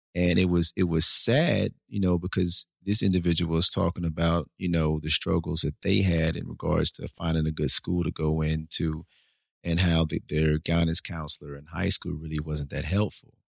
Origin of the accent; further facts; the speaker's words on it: Nashville, Tennessee, United States; also born or lived in Fort Lauderdale, Florida; born and raised in Nashville